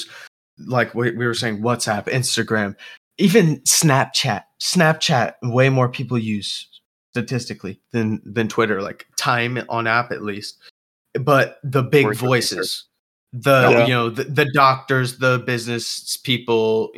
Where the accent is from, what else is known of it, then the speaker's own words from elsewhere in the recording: United States; we're American.